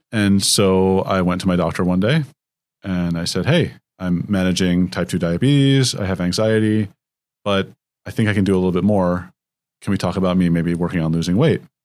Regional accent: San Jose, California, United States; moved away as an adult; also born or lived in Palo Alto, California; now in Seattle, United States; I grew up in San Jose and Palo Alto, California

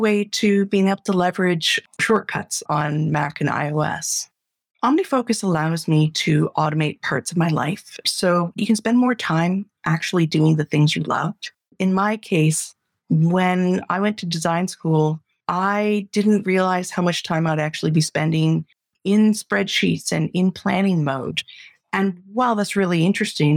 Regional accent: Canada; I'm a Canadian

